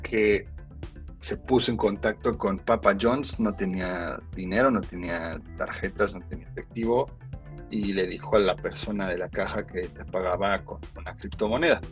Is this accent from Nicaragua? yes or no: no; Los Angeles, California, United States; moved away; yo crecí en Los Ángeles y en mi primaria me acuerdo mucho